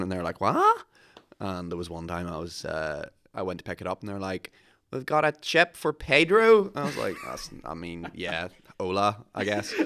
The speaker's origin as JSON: {"language": "English", "town": "Ballyclare", "region": "Northern Ireland", "country": "United Kingdom", "said": "I'm originally from Ballyclare"}